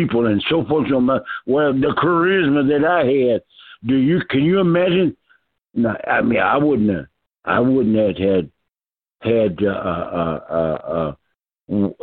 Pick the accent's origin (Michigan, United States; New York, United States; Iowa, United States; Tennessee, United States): Iowa, United States; Waterloo; moved away; also born or lived in Charlotte / Atlanta; I'm from Waterloo, Iowa